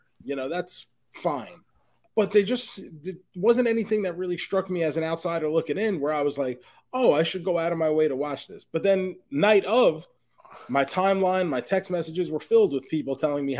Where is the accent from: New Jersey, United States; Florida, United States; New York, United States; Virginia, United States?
New York, United States; we grew up in New York amongst a very diverse area.